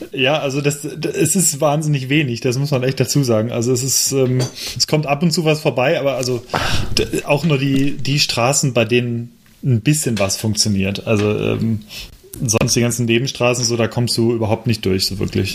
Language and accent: German; Cologne, North Rhine-Westphalia, Germany; moved away; in meiner alten Heimat